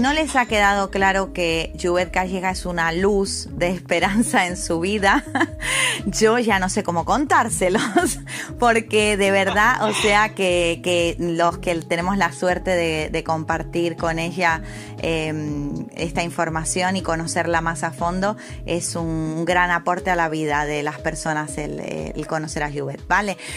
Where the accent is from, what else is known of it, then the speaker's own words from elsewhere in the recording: Argentina; moved away as an adult; now in Canary Islands, Spain; como decimos nosotros en, Argentina